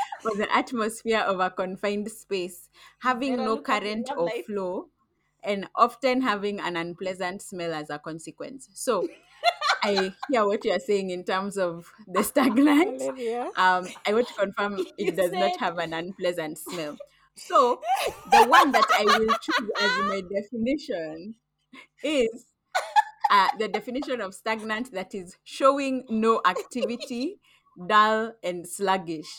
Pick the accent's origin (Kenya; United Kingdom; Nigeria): Kenya; also born or lived in Kampala, Uganda; I think I'm Kenyan full